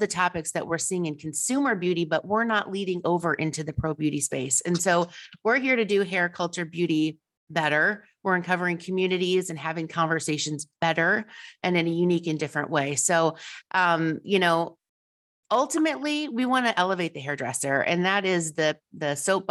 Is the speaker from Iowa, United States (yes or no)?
yes; Iowa, United States; now in Wisconsin, United States; I'm originally from Iowa